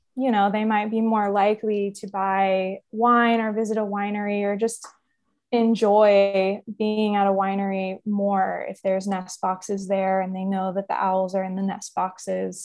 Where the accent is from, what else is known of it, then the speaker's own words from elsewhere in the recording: Central Valley, California, United States; moved away as an adult; also born or lived in Humboldt, California; now in Arcata, United States; where I grew up in the Central Valley, that's about eight hours south of where I live and go to school now.